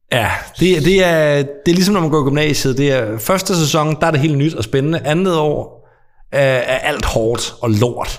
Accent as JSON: {"language": "Danish", "area": "Als", "region": "Southern Denmark", "country": "Denmark", "said": "jeg er jo ikke jyde. Jeg er alsing"}